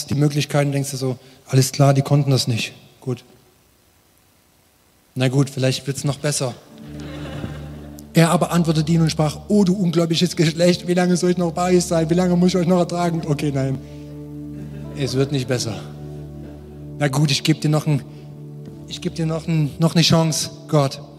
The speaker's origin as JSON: {"language": "German", "region": "East Germany", "country": "Germany", "said": "Ich liebe die Ostblockländer, ich bin selber Ossi, man hört das."}